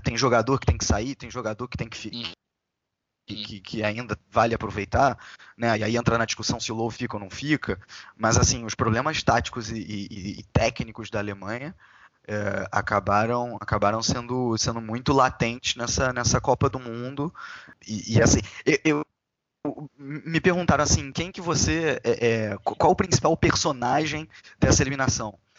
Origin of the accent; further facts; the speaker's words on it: Brazil; sendo brasileiro